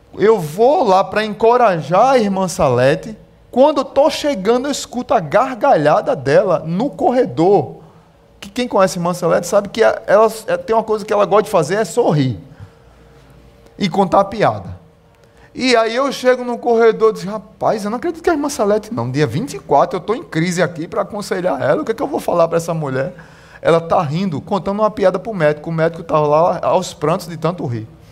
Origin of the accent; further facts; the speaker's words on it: Pernambuco, Brazil; eu sou pernambucano mesmo